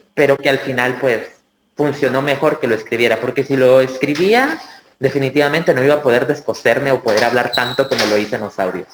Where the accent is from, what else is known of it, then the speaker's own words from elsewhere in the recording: El Salvador; que soy del Salvador